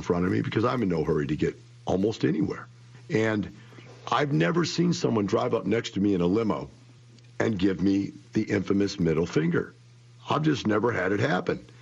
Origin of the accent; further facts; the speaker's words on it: Florissant, Missouri, United States; moved away; I grew up in Florissant, Missouri. That is one block from Ferguson, Missouri. I grew up in that neighborhood